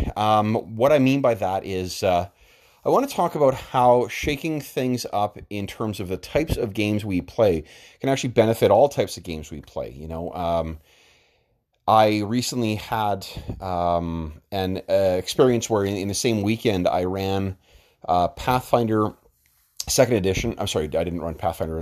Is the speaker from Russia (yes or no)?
no; Winnipeg, Manitoba, Canada; Winnipeg, uh, my hometown